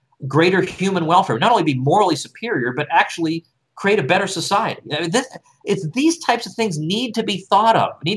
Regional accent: Massachusetts, United States; I'm from Massachusetts

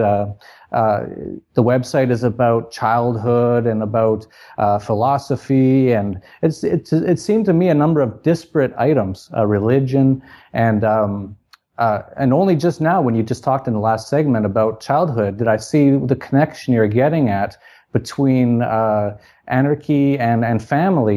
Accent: Canada; moved away as an adult; born in Canada, and I lived there till I was about thirty

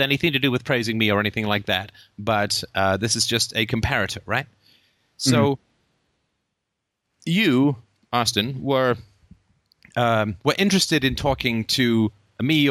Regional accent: United Kingdom; we're British

